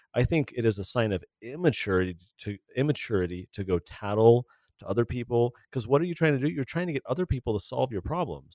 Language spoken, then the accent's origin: English; California, United States; growing up in California in the eighties and nineties